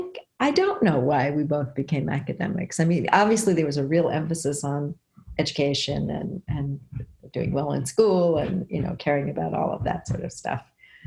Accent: New Jersey, United States; I grew up in New Jersey, close to New York. My father worked in New York, so we were sort of bedroom. It wasn't quite a bedroom community of New York, actually. It was a little bit beyond that.

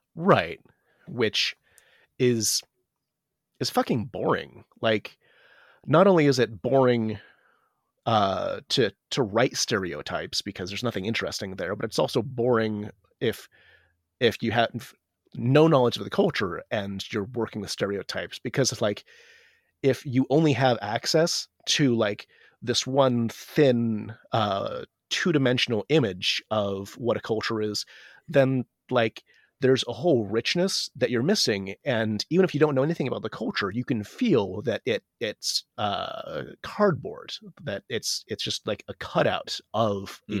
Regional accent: United States; I'm Asian American

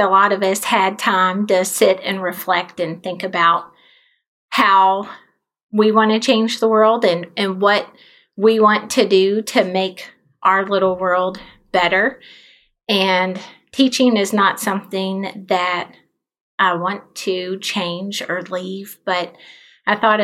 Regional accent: Shelbyville, Kentucky, United States; also born or lived in Charleston, South Carolina / Nashville, Tennessee; I grew up here and actually just a little bit down the road.

